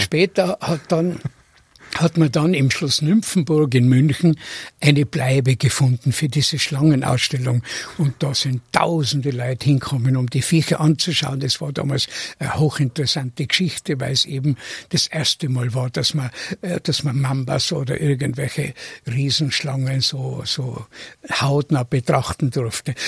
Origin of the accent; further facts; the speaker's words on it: Tyrol, Austria; moved away; ich bin in Tirol geboren, aber ich bin nicht in dem Sinn der verwurzelte Tiroler, den man sich vorstellt